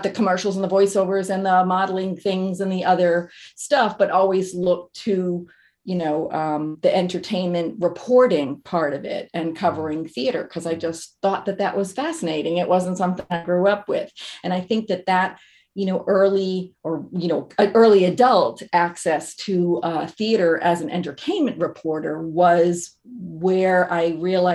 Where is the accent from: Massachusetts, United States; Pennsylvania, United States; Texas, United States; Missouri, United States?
Massachusetts, United States; moved away as an adult; also born or lived in New York; I grew up in Massachusetts, moved to New York in order to do my, I did an internship